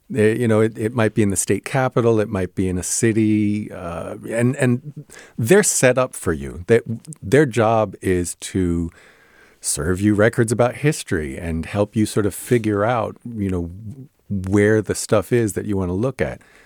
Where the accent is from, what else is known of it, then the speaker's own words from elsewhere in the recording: New Jersey, United States; I grew up in New Jersey